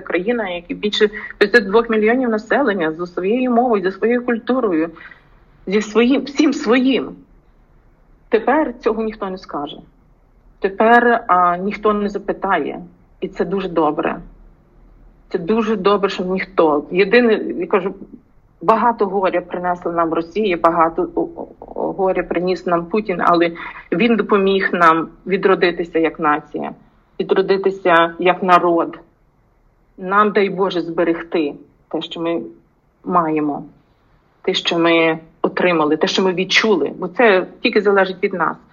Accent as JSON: {"language": "Ukrainian", "country": "Ukraine", "also_born_or_lived": "United States", "moved": "as an adult", "said": "я українка"}